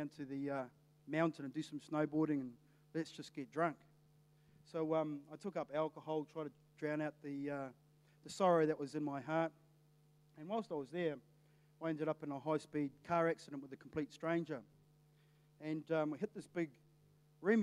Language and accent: English; Napier, Hawke's Bay, New Zealand; I left the Navy, and I come back to Napier